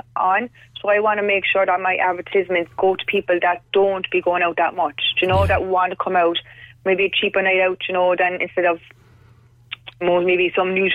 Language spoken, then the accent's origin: English; Cork, Munster, Ireland; I'm from Cork